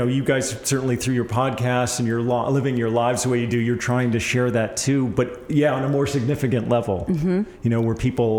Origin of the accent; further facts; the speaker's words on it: East Coast, United States; I camped almost every weekend of my young life growing up on the East Coast. We had a little 14-foot camper, you know, my mom and dad purchased